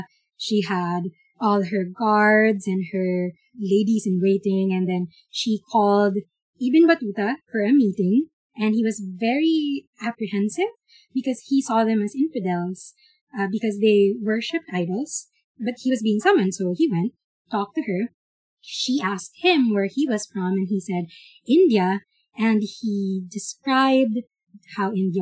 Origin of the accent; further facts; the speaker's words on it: Philippines; growing up in the Philippines